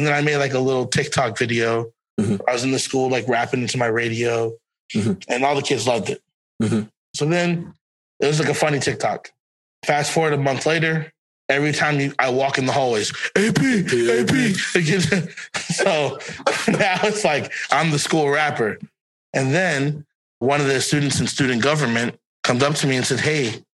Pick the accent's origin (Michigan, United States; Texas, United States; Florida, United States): Florida, United States; And I'm like, I'm from Broward County.